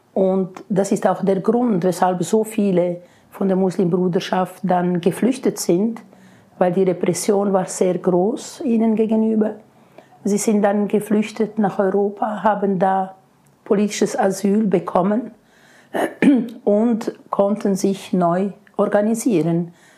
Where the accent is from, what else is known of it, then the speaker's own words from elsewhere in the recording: Switzerland; bei uns in der Schweiz